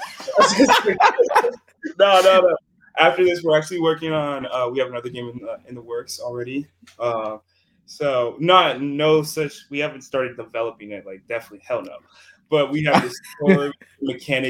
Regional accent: Nigeria; now in United States; I'm Nigerian too

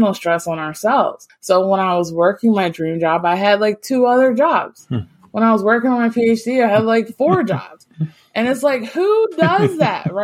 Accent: Virginia, United States; moved away; also born or lived in Florida; growing up in Virginia and actually moving down to Florida

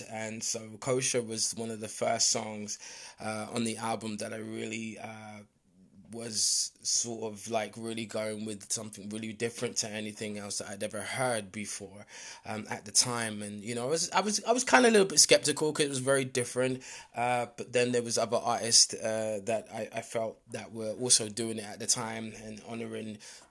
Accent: London, United Kingdom; I was born in London, born and raised in London, Northwest London.

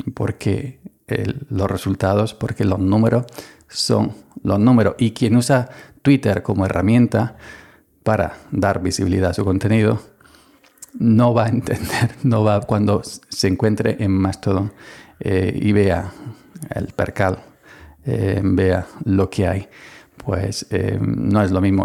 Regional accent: Andalusia, Spain; soy andaluz

